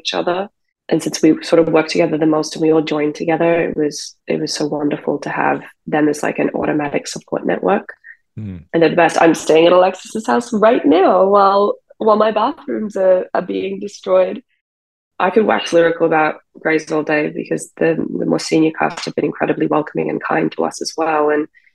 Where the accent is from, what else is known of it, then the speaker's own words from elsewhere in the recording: Australia; now in United States; I'm on a visa because I'm Australian